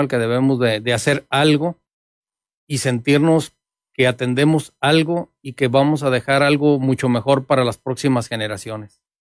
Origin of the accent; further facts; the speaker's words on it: Mexico; Somos las familias mexicanas